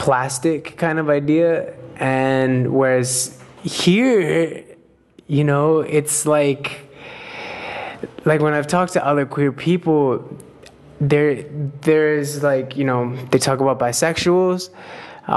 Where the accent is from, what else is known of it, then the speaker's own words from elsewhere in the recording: United States; moved away; I was raised in the United States